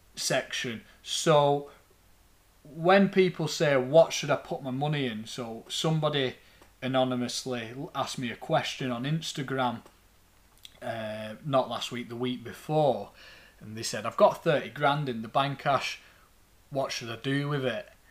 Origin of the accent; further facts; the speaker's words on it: Lancashire, North West England, United Kingdom; accent: thick Lancastrian; my thick Lancastrian accent